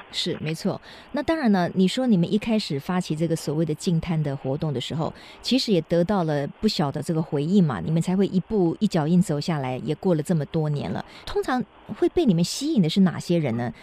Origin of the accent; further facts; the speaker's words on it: Kaohsiung, Taiwan; 因为我来自高雄